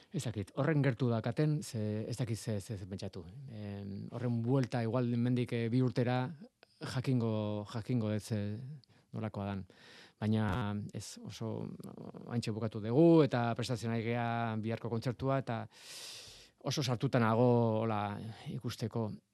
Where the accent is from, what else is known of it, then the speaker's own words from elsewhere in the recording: San Sebastián, Basque Country, Spain; ni donostiarra naiz